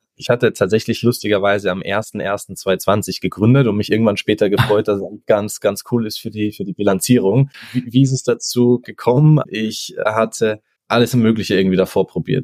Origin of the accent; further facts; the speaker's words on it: Austria; ich komme, wie gesagt, ursprünglich aus Österreich, lebe auch nach wie vor